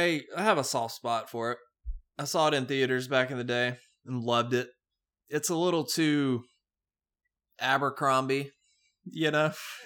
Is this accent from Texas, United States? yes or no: no; Wisconsin, United States; I'm from Wisconsin